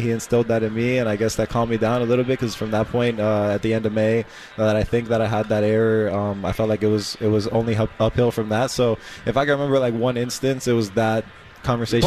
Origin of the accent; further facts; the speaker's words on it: Miami, Florida, United States; I'm from Miami